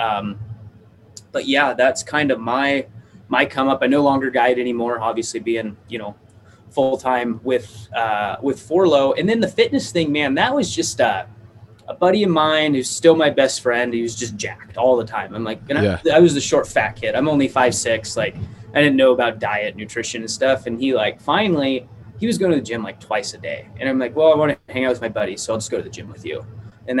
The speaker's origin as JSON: {"language": "English", "region": "Idaho", "country": "United States", "tie": "born or raised there", "said": "I grew up in Idaho"}